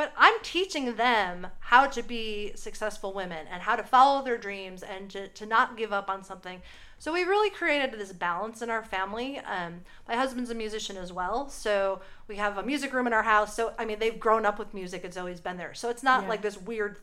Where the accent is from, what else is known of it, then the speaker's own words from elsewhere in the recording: Buffalo, New York, United States; moved away as an adult; also born or lived in Long Island, New York; now in Tennessee, United States; I grew up in Buffalo, New York